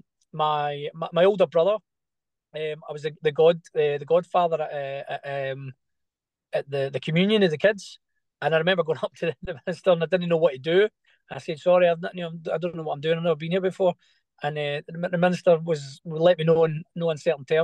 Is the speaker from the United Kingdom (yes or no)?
yes; Glasgow, Scotland, United Kingdom; we grew up in Glasgow.